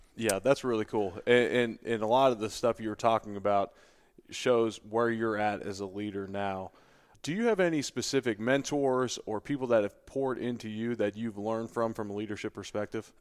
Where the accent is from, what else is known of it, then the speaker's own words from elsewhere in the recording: Cincinnati, Ohio, United States; moved away as an adult; also born or lived in Buffalo; now in Louisville, United States; the people I grew up around in Cincinnati